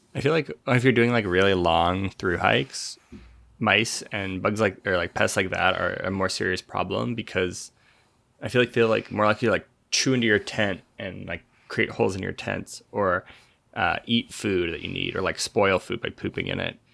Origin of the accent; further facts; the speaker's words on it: Nebraska, United States; growing up in Nebraska